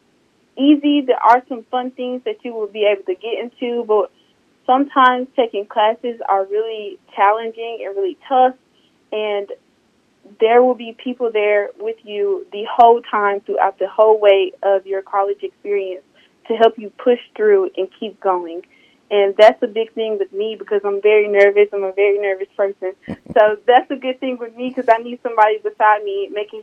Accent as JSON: {"language": "English", "town": "Southaven", "region": "Mississippi", "country": "United States", "said": "I'm from South Haven, Mississippi, and I got to Northwest by the recruiters at my high school"}